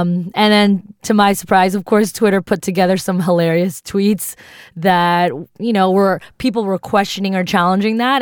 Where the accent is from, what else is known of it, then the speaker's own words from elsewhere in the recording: East Coast, United States; also born or lived in New York; I grew up on the East Coast